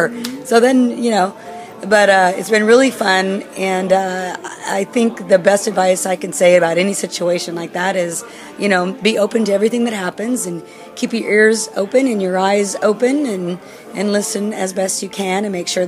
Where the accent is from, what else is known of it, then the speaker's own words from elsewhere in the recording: Germany; English is a second language; Sorry, I'm from Germany.